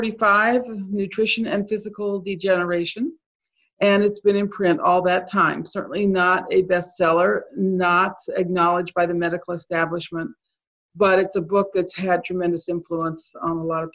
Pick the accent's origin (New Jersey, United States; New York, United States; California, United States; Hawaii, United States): California, United States; now in Maryland, United States; I grew up in California. I didn't grow up on a farm or anything.